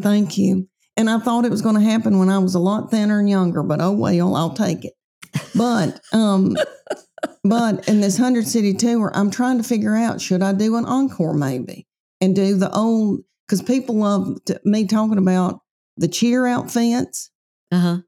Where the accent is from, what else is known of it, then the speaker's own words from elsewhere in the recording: right outside of Nashville, Tennessee, United States; I was raised right outside of Nashville.